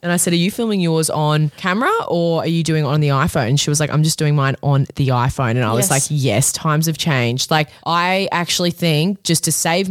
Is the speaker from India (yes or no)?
no; Australia; I'm 30 years old. I'm from Australia